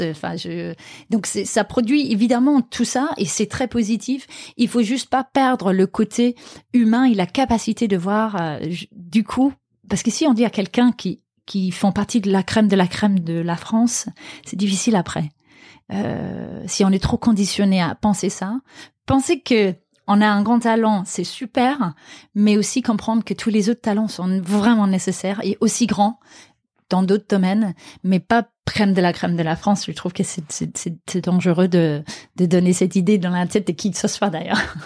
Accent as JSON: {"language": "French", "town": "Aarhus", "region": "Central Denmark Region", "country": "Denmark", "tie": "born or raised there", "moved": "yes", "said": "ma ville natale Aarhus donc la deuxième ville du Danemark"}